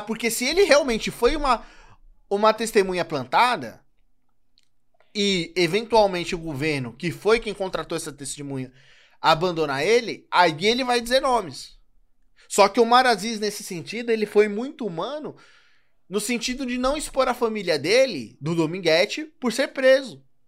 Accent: São Paulo, Brazil; eu sou de São Paulo

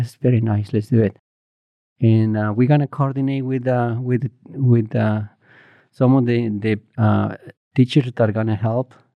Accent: Morelos, Mexico; moved away; I grew up in Morelos, um, a small uh, village, maybe like 30 houses, 150 people there.

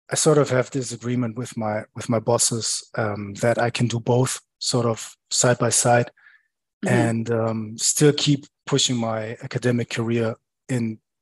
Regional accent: center of Germany, Central Germany, Germany; I grew up in Germany, far away from the seaside, basically in the center of Germany.

